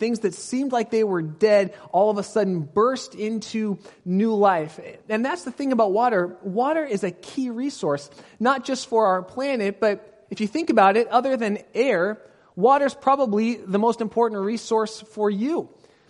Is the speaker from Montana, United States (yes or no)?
no; Pasadena, California, United States; moved away as an adult; now in Northern California, United States; Until I was 18, I grew up in Southern California, down by Pasadena